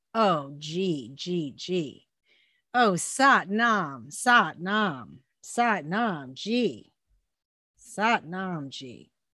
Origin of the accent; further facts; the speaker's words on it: Phoenix, Arizona, United States; I was born and raised in the Phoenix Ashram.